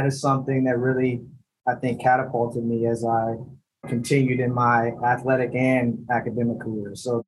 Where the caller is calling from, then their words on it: New York City, New York, United States; I'm calling in from the office. I'm in New York City at 345 Park Ave.